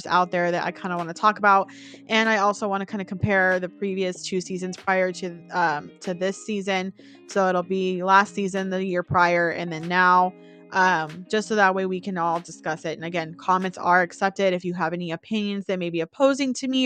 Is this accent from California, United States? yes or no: yes; Bay Area, California, United States; I was born in the Bay Area